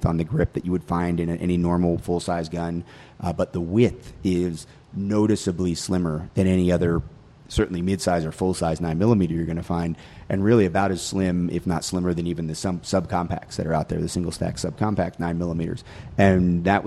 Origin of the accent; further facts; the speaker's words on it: North Georgia, United States; moved away as an adult; now in North Carolina, United States; I graduated from high school in North Georgia